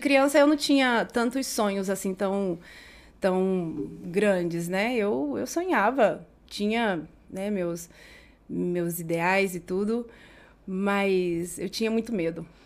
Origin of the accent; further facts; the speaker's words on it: Jaraguari, Mato Grosso do Sul, Brazil; moved away as an adult; also born or lived in Campo Grande; now in Madrid, Spain; Eu nasci em, em Campo Grande, do, em Mato Grosso do Sul, mas eu tive a sorte, o privilégio de passar a maior parte da minha infância e da adolescência em Jaraguari